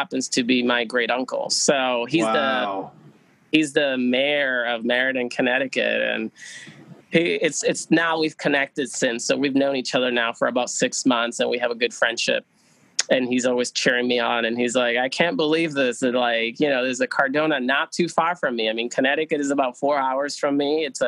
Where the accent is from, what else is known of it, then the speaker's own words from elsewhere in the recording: Aguadilla, Puerto Rico; now in New Hampshire, United States; where are you from? I was like, Aguadilla